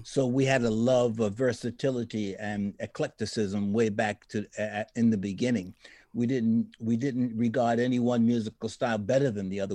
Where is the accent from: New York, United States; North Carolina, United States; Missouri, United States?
New York, United States; New York City; I was born in the Bronx